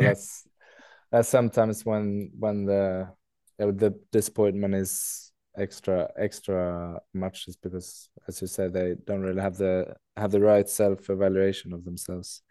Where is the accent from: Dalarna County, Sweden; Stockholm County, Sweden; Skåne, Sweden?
Dalarna County, Sweden; Leksand; moved away as an adult; also born or lived in England; now in Skellefteå, Sweden; I'm actually born in England, so we moved to Sweden and Leksand when I was four years old